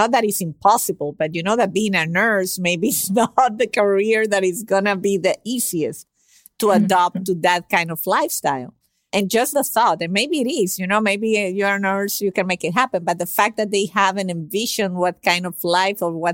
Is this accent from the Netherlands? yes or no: no; Venezuela; first language Spanish; English is a second language; now in United States; I'm from Venezuela originally, but I've been in the States for 25 years almost.